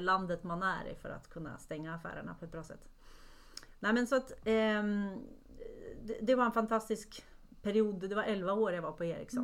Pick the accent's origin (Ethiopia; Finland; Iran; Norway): Norway; moved away; jag är från Norge från början